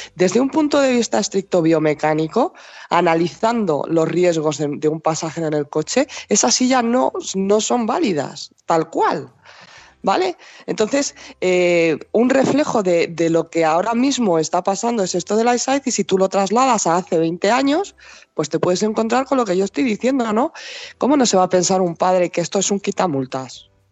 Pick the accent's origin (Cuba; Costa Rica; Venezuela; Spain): Spain; yo soy española